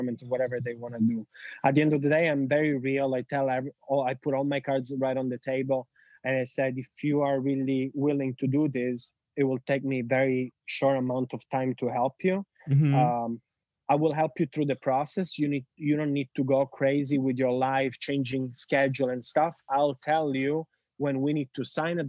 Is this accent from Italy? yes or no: yes; Sicily, Italy; English is a second language; moved away as an adult; I am Italian from Sicily